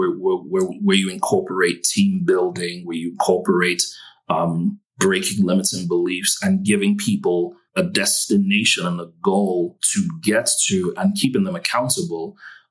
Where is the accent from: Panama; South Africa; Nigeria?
Nigeria; moved away as an adult; now in United States; I'm Nigerian, and you know, most, you know, Nigeria doesn't have the best of reputations, even though we have amazing people